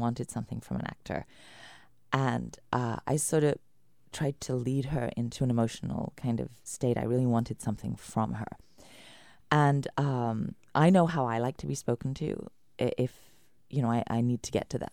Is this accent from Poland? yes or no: no; United Kingdom; moved away; as a British woman coming from the rain